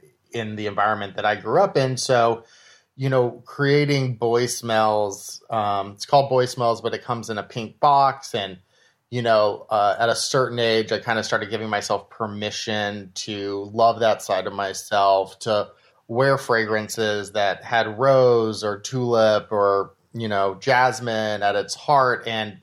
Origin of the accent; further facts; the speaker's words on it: Austin, Texas, United States; Yeah. Austin, Texas.